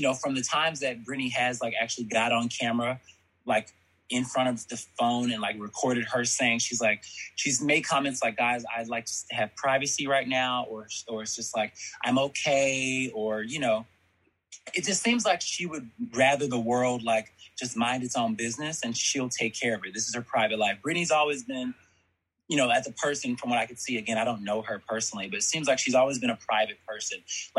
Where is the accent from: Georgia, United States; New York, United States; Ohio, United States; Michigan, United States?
Georgia, United States; Columbus; also born or lived in Birmingham, Alabama; I'm from Georgia. Nice. Georgia. I was born in Birmingham, Alabama.